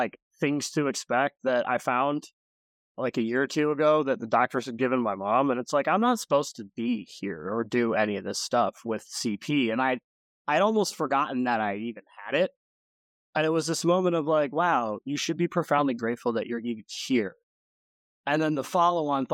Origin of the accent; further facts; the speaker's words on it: Grand Rapids, Michigan, United States; I was born in Grand Rapids, Michigan